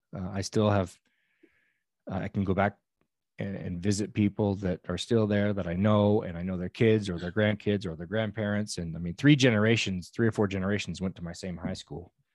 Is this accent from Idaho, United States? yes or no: no; Old Station, California, United States; I am from a little, I call it a village in Northern California of about a hundred people